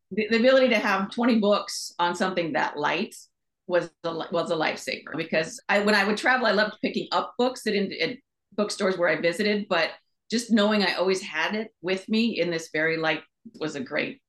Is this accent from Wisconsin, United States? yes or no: no; Manhattan Beach, California, United States; also born or lived in Los Angeles / Costa Mesa; I grew up in Southern California, mostly in Manhattan Beach, and then down in, in Costa Mesa